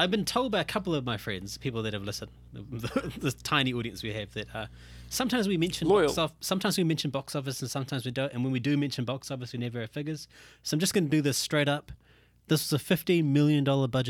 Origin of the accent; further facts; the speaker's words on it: India; I'm an Indian guy